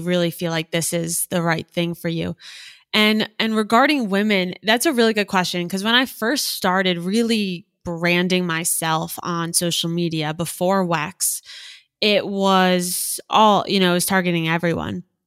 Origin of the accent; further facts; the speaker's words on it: South Florida, United States; also born or lived in Gainesville, Florida / New York City / Boca Raton, Florida; I grew up in South Florida